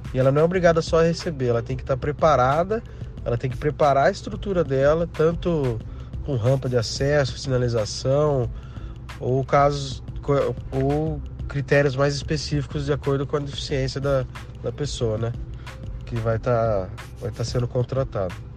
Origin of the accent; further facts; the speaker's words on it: Limeira, São Paulo, Brazil; sou da cidade de Limeira, interior de São Paulo